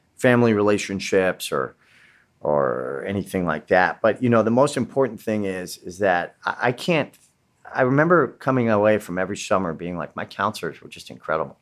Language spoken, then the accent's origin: English; West Coast, United States; I was coming from the West Coast.